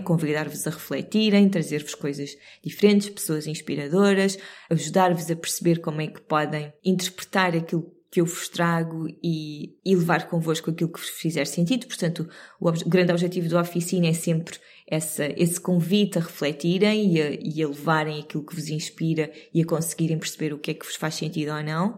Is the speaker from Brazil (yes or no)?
no; Cascais, Lisbon, Portugal; Tanto eu como o David crescemos literalmente na Serra de Sintra eu no lado de Cascais da Serra